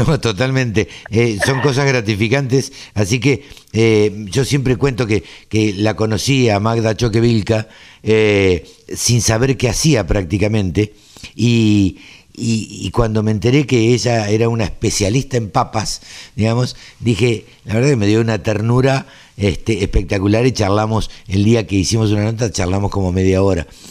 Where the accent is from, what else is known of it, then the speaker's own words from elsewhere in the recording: Maipú, Buenos Aires Province, Argentina; yo soy oriundo de Maipú este, y el campo de la familia tampoco puede parar